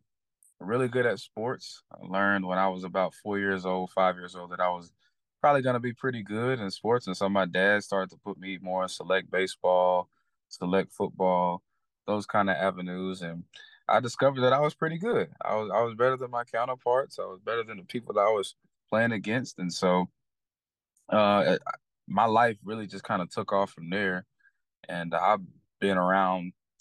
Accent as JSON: {"language": "English", "town": "Fort Worth", "region": "Texas", "country": "United States", "tie": "born or raised there", "said": "I grew up in Fort Worth, Texas. Most of my family's from Houston, but I grew up in Fort Worth, Texas. I'm a Fort Worth native."}